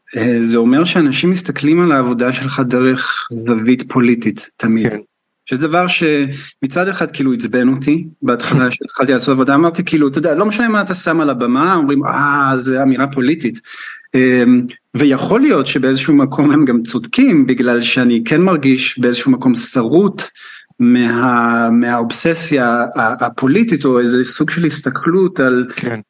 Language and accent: Hebrew; Israel; now in United Kingdom; אני מישראל